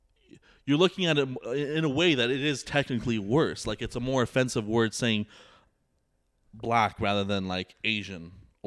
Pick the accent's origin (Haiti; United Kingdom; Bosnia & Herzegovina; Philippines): Bosnia & Herzegovina; I'm white and I'm from Bosnia.